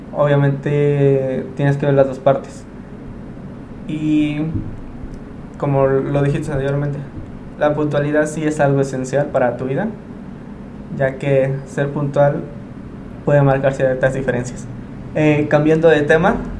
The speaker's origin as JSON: {"language": "Spanish", "country": "Mexico", "said": "tengo una Virgen de Guadalupe en la espalda. como todo mexicano"}